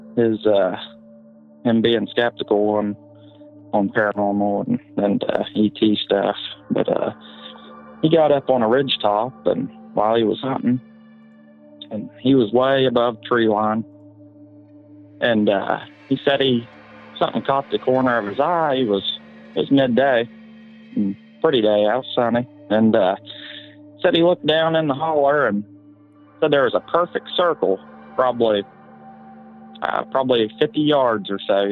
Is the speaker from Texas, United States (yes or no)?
no; West Virginia, United States; I'm calling from West Virginia